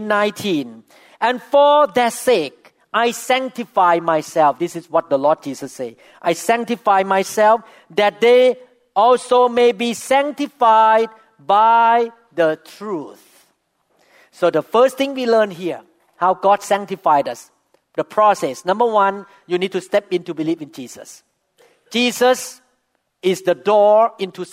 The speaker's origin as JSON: {"language": "English", "country": "Thailand", "first_language": "Thai", "second_language": "English", "moved": "yes", "lives_now": "United States"}